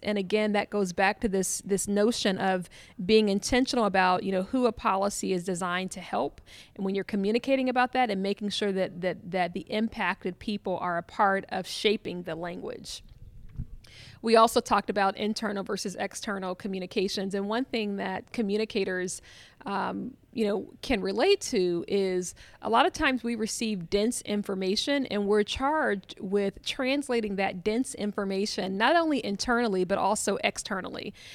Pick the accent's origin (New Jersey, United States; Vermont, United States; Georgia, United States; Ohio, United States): Ohio, United States; Columbus; I'm from Columbus, Ohio